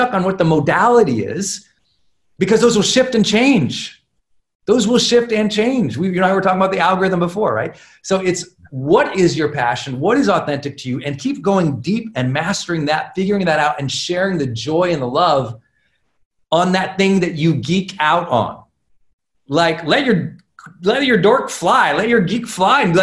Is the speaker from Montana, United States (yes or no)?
yes; Montana, United States; I'm a kid from Montana